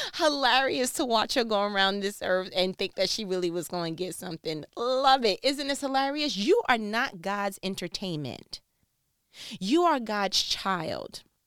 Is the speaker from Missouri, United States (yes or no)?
no; New York, United States; I'm from New York